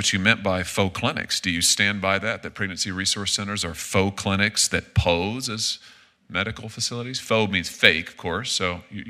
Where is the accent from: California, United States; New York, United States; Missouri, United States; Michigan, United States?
Missouri, United States; including in my home state of Missouri